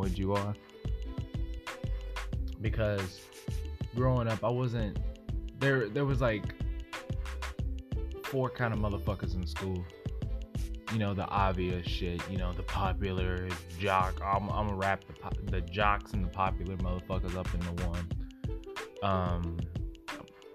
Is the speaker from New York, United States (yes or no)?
no; Oklahoma, United States; now in Texas, United States; I'm from Oklahoma